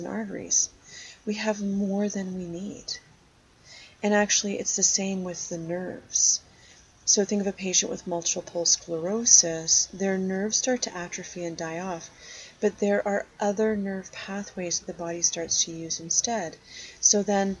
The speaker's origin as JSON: {"language": "English", "area": "Algonquin Park", "region": "Ontario", "country": "Canada", "tie": "born or raised there", "said": "I spent a lot of my growing up in Algonquin Park"}